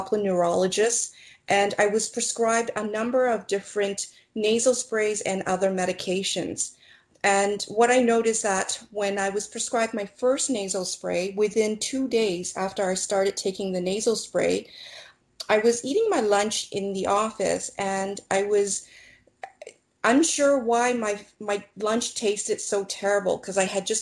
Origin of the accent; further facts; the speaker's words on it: Toronto, Ontario, Canada; I was born and raised in Toronto, Canada.